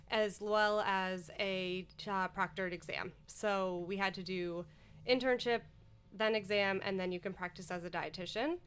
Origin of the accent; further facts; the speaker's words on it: Scranton, Pennsylvania, United States; moved away; I grew up in Scranton, Pennsylvania, and actually went to college out there as well